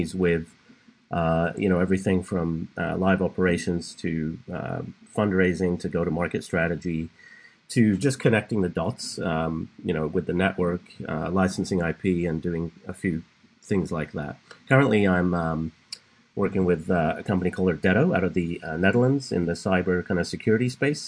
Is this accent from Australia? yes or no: no; England, United Kingdom; moved away as an adult; now in California, United States; I was born and raised in England